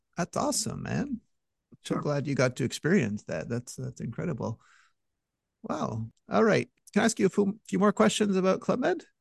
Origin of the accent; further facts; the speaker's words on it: Montreal, Quebec, Canada; I'm from Montreal